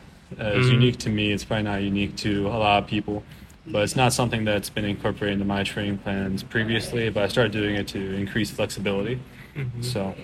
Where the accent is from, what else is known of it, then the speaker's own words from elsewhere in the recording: United States; I'm a rower from the United States. We go to Southern Methodist University in Dallas, Texas.